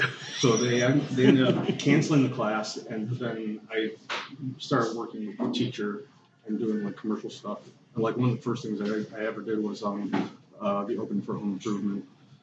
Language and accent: English; Detroit, Michigan, United States; Which I was born and raised in Detroit.